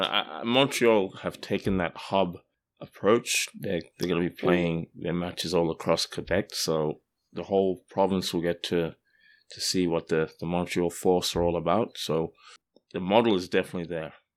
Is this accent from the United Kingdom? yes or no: no; Australia; now in Canada; I grew up in the Southern Hemisphere as well. I was, I was born in Australia